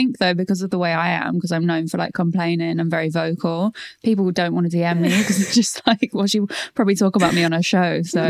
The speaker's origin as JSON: {"language": "English", "town": "Norwich", "region": "East of England", "country": "United Kingdom", "moved": "yes", "lives_now": "London, United Kingdom", "said": "Like I'm from Norwich"}